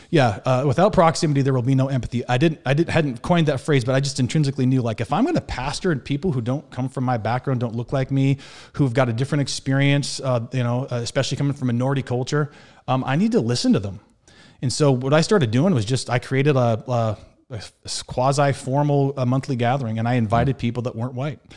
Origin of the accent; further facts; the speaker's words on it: Montana, United States; moved away as an adult; also born or lived in Waupaca, Wisconsin / Milwaukee, Wisconsin; I was born and raised in Montana